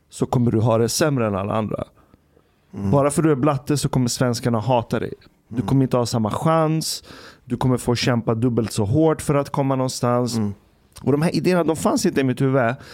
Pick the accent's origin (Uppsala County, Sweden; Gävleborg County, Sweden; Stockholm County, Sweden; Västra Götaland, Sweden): Stockholm County, Sweden; Stockholm; born or raised there; also born or lived in Ekerö